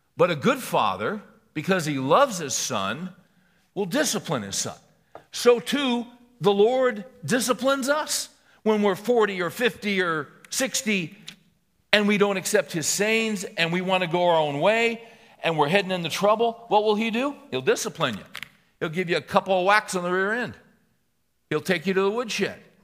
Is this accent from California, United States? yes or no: yes; Bakersfield, California, United States; I was raised in Bakersfield